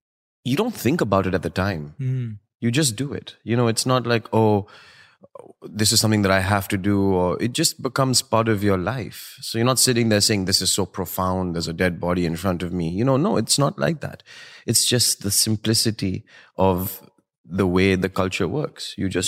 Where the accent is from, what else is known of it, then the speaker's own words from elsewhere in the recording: Delhi, India; The beauty of growing up in India for me was the familial, the idea